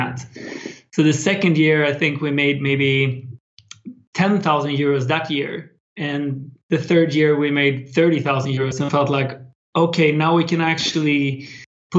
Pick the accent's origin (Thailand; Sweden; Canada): Sweden; build websites for small local businesses in my hometown in Sweden.